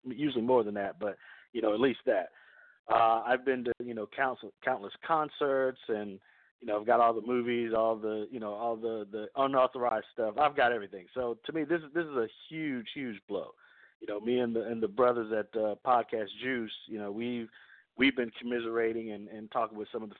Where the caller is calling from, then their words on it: Oakland, California, United States; I'm currently calling from Oakland.